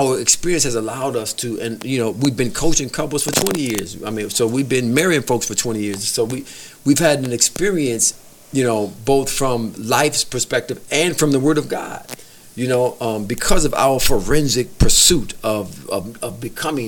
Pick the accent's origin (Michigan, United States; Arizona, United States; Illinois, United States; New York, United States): Michigan, United States; Detroit; I grew up in Detroit, east side of Detroit